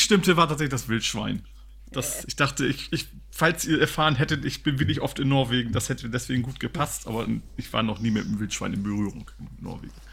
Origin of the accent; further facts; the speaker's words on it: Lower Saxony, Germany; Also ich komme aus Niedersachsen